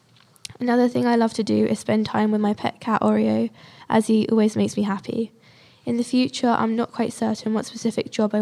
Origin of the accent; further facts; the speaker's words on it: Bedford, East of England, United Kingdom; I was born in Bedford and I still live here.